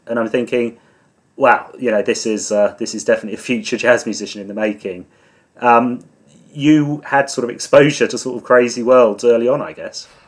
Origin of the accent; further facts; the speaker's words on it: Suffolk, East of England, United Kingdom; I'm from Suffolk